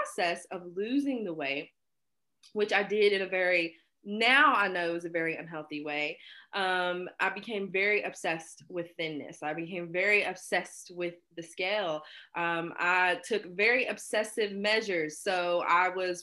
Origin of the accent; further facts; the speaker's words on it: Hinton, West Virginia, United States; I'm from West Virginia.